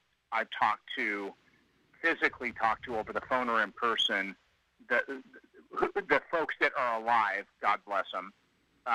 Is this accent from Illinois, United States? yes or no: no; Bakersfield, California, United States; moved away as an adult; now in Sacramento, United States; I grew up in Bakersfield.